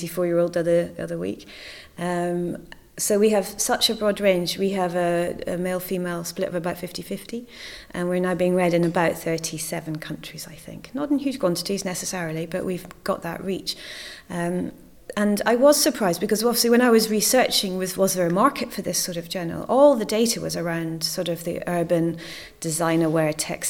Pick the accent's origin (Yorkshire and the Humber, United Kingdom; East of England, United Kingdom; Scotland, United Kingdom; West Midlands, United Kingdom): Scotland, United Kingdom; moved away; also born or lived in Cornwall; I come from Scotland originally